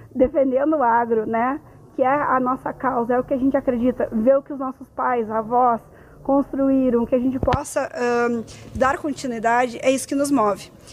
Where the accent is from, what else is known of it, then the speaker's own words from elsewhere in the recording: Carazinho, Rio Grande do Sul, Brazil; Eu sou de Carazinho